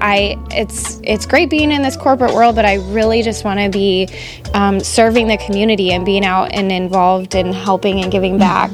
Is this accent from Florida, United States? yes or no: yes; Fort Myers, Florida, United States; I was born and raised here in Fort Myers